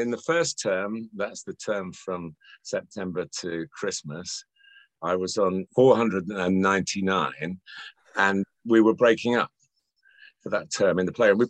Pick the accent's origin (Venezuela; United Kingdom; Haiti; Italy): United Kingdom; Chester, North West England; born there; I was born in Chester, although I haven't lived in the Northwest much